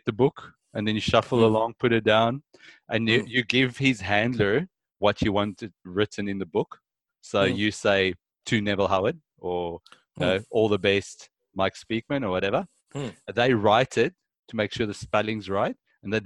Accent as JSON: {"language": "English", "country": "South Africa", "moved": "yes", "lives_now": "Australia", "said": "I come from South Africa"}